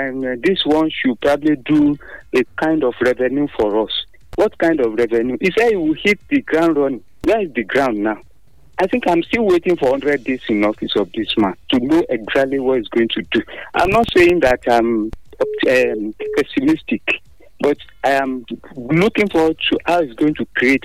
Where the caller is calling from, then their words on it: Abeokuta, Ogun State, Nigeria; from Abeokuta.